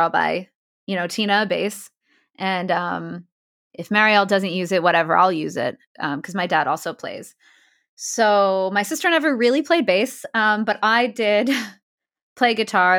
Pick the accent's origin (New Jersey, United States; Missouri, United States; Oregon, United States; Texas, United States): New Jersey, United States; Ramsey; also born or lived in Queens, New York / Long Island, New York; I'm from New Jersey. Actually, I was born in Queens. Uh, lived in Long Island when I was really little, but I grew up in New Jersey.